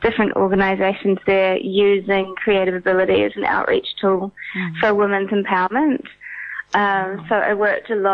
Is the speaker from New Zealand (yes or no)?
yes; Auckland, New Zealand; also born or lived in India; I'm from Auckland, New Zealand originally, but I am on a residency in Bangkok at the moment.